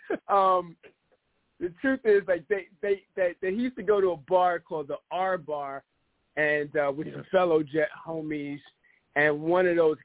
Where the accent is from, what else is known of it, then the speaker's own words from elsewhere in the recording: New York City, New York, United States; I'm a New Yorker at heart. I grew up in the Bronx